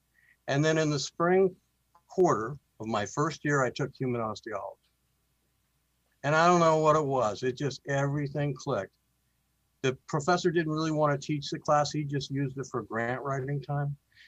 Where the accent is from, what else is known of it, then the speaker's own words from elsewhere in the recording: Western Oregon, United States; moved away as an adult; also born or lived in Tennessee / Southern California; now in Fairbanks, United States; Growing up in Western Oregon was a fabulous place to be a Boy Scout.